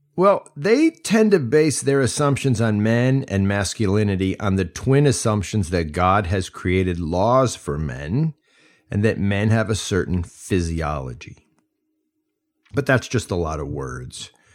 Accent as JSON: {"language": "English", "country": "United States", "also_born_or_lived": "Mali", "said": "as an American serving in the Peace Corps"}